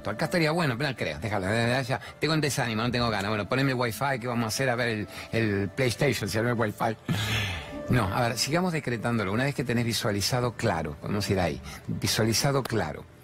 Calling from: Palermo, Buenos Aires, Argentina; Soy …, soy de Palermo.

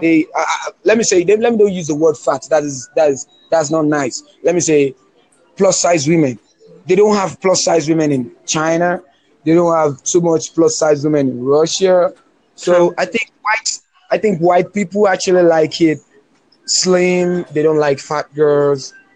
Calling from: Lagos, Nigeria; I'm calling you from Nigeria, Lagos

